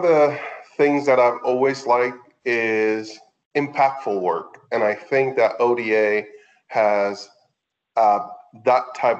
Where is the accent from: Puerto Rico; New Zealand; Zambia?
Puerto Rico; Ponce; moved away as an adult; now in United States; I am originally from Puerto Rico, a town called Ponce, which is in the south. So I grew up in the island until about 18. I used to live in a farm with my dad, and we used to raise cattle.